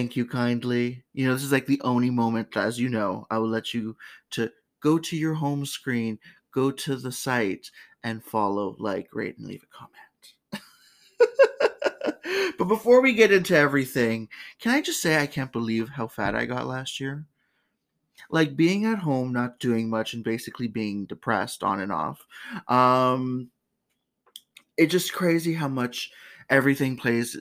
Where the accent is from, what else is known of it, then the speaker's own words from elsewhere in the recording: Canada; my home country